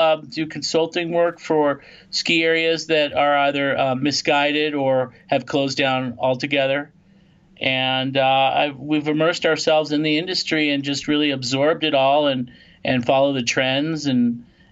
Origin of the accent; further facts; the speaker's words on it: Los Angeles, California, United States; moved away as an adult; now in Lake Tahoe, United States; I grew up in Los Angeles